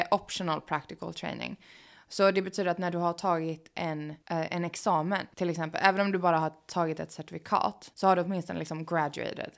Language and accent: Swedish; Sweden; moved away as an adult; now in Los Angeles, United States; kan jag alltid hem till Sverige